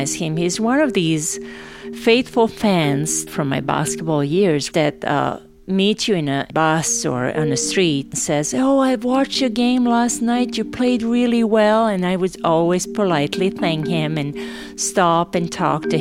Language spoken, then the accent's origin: English; Novi Sad, Vojvodina, Serbia; moved away as an adult; also born or lived in Sarajevo, Bosnia and Herzegovina; going to my hometown